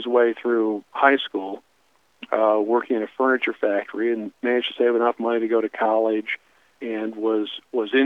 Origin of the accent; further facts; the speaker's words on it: Fort Wayne, Indiana, United States; moved away as an adult; now in Columbus; Growing up in Fort Wayne, Indiana, which is where I was born